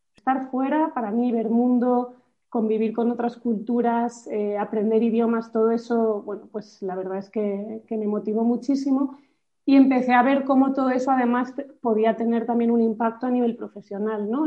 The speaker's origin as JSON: {"language": "Spanish", "town": "Madrid", "region": "Community of Madrid", "country": "Spain", "also_born_or_lived": "France", "said": "Soy de Madrid"}